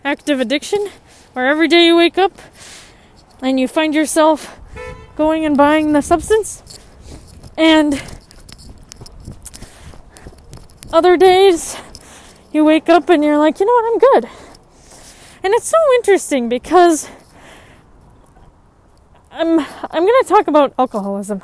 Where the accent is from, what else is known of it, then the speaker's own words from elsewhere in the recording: United States; I grew up in the United States